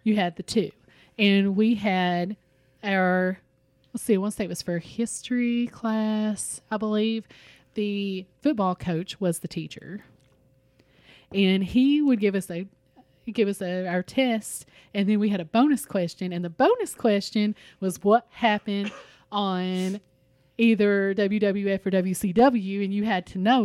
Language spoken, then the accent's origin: English; Richmond, Kentucky, United States; my hometown of Richmond